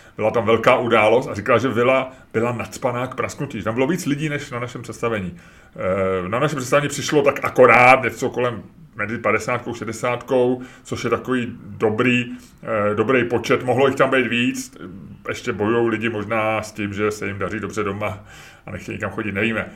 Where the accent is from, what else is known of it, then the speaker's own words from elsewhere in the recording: Prague, Czechia; v osmi, deseti letech, kdy u nás v Holešovicích se tehdy natáčelo